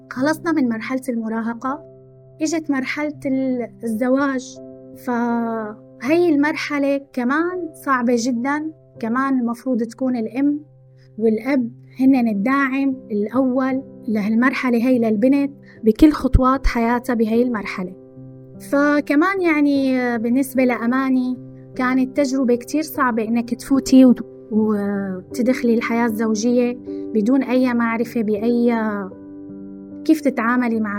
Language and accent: Arabic; Syria; moved away; من وقت ما طلعت من بلدي هاي المشاعر ما فارقتني عدم الاستقرار عدم الشعور بالاستقرار والأمان من وقت ما طلعت من سوريا